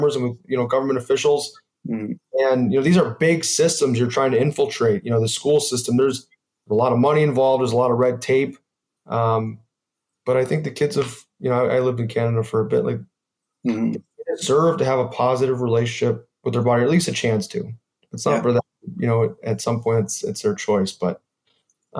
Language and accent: English; United States; I'm American